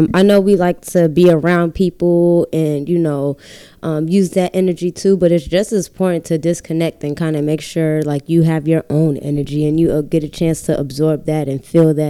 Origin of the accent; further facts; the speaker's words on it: Boston, Massachusetts, United States; I'm from Boston